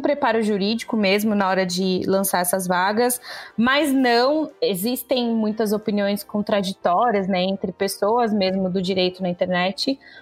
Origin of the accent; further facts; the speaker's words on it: interior of São Paulo, Brazil; moved away as an adult; now in São Paulo, Brazil; eu sou do interior de São Paulo, eu não sou daqui da capital.